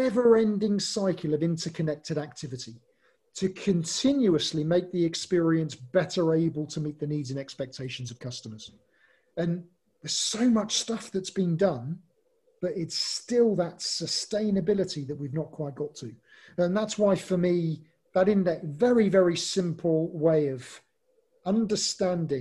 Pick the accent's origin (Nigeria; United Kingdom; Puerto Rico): United Kingdom; England; I'm English